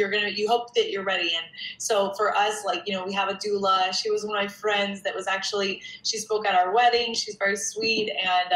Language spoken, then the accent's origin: English; Denver, Colorado, United States; now in New York City, United States; I'm from Denver, Colorado